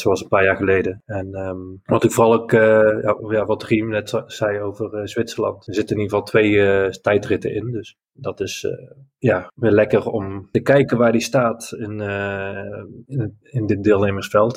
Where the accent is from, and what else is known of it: Netherlands